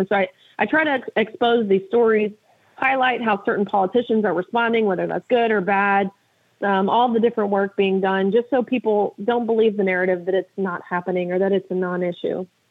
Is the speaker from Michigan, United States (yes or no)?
no; Tennessee, United States; my home state of Tennessee